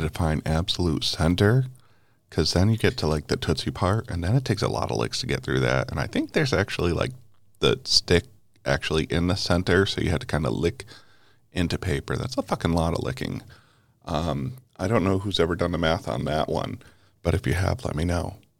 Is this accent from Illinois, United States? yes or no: no; Connecticut, United States; my home state of Connecticut